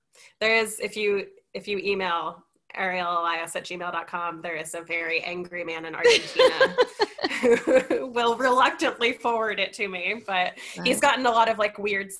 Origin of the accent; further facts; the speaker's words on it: New York, United States; Like, that's what being a New Yorker to me is.